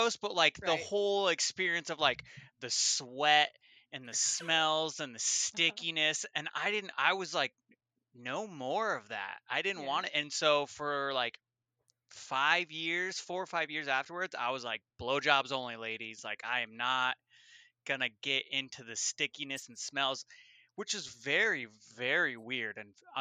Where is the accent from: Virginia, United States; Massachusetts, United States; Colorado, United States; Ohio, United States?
Colorado, United States; moved away as an adult; now in Washington, United States; I moved from Colorado, born and raised out there in my 30s. I've been here in Washington for about 6 years.